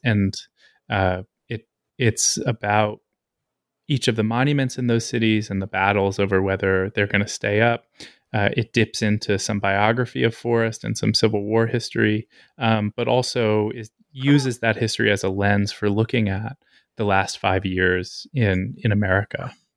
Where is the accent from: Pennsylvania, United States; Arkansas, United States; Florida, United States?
Pennsylvania, United States; Lancaster; moved away as an adult; also born or lived in New York / Alabama; I grew up in Lancaster, Pennsylvania